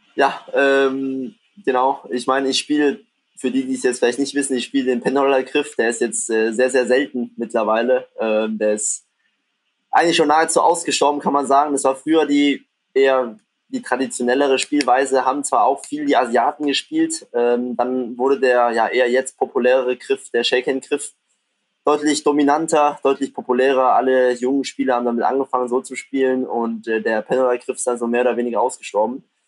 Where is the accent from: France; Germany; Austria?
Germany; near Stuttgart, Baden-Württemberg; moved away as an adult; now in Düsseldorf, Germany; ich komme ja ursprünglich aus der Nähe von Stuttgart